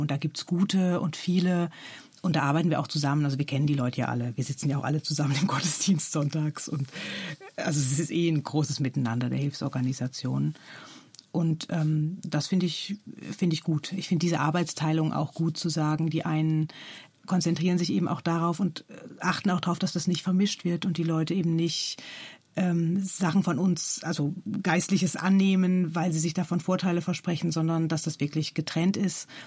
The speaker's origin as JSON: {"language": "German", "country": "Germany", "moved": "yes", "said": "ich bin Deutsche"}